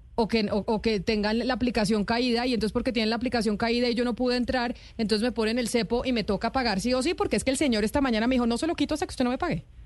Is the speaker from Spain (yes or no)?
no; Bogotá, Colombia; yo como bogotana